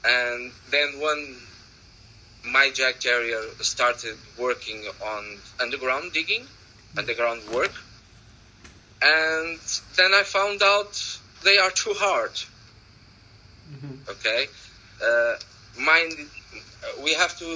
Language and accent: English; Portugal; English is a second language; I'm from Portugal